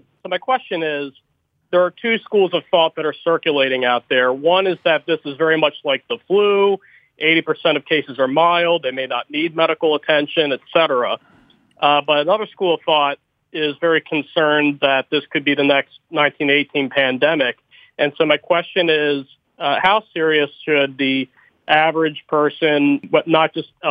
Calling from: Baltimore, Maryland, United States; Calling from Baltimore, Maryland.

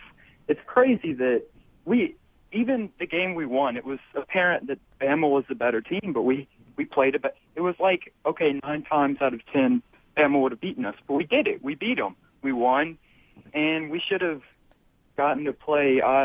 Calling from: Baton Rouge, Louisiana, United States; Baton Rouge, Louisiana. Been an LSU fan, Saints fan.

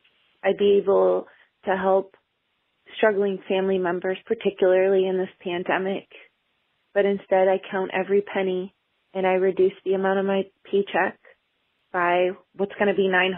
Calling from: Cleveland, Ohio, United States; I'm calling from Cleveland, Ohio.

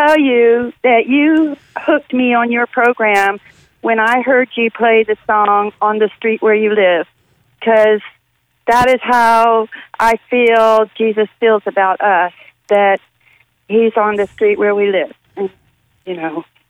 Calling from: Richmond, Virginia, United States; I'm actually calling from Richmond also.

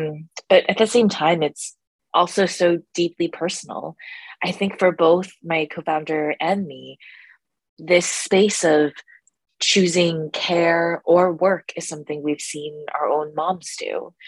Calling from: New York City, New York, United States; Yeah, so I'm currently calling from New York City.

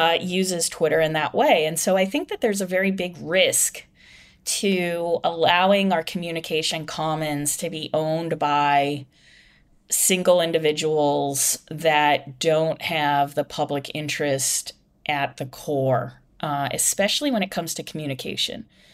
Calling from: Ireland; I'm calling you from Ireland right now.

